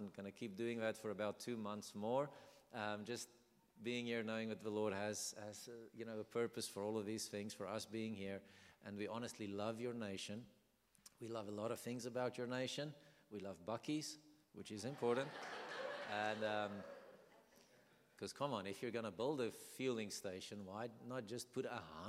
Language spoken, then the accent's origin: English; South Africa; English is a second language; So we are South African. We're born and bred South African